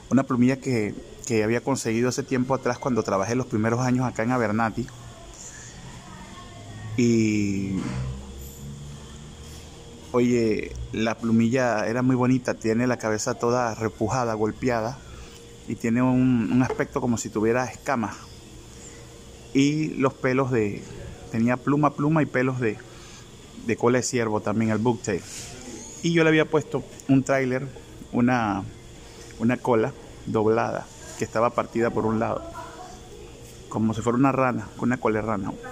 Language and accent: Spanish; La Chorrera, Panamá Oeste, Panama; se llama así eh, La Chorrera, mi pueblo de acá de Panamá por la cantidad de muchos chorros o saltos de aguas que existen en el lugar